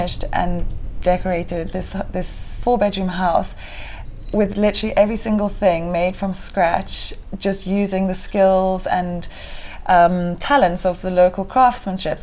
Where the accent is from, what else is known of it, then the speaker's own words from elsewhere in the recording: Kenya; moved away as an adult; also born or lived in Mombasa, Kenya / Diani, Kenya / London, United Kingdom; now in Cape Town, South Africa; I was born in Mombasa, Kenya, and grew up in Kenya for the whole of my childhood